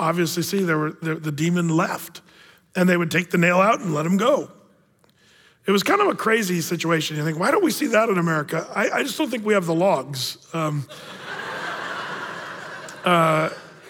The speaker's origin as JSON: {"language": "English", "region": "California", "country": "United States", "tie": "born or raised there", "said": "I was born in California"}